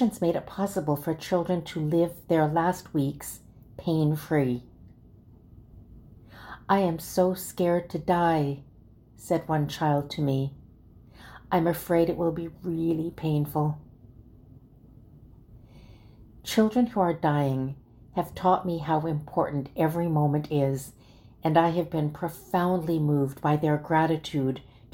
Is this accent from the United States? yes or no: no; Calgary, Alberta, Canada; As Lutherans growing up in Calgary, Alberta